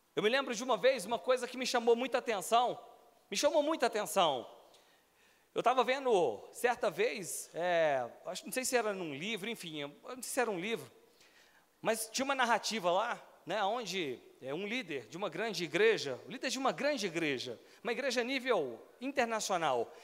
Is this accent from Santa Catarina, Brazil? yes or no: no; Belo Horizonte, Minas Gerais, Brazil; moved away as an adult; now in Brasília, Brazil; eu morava em Belo Horizonte, sou natural de BH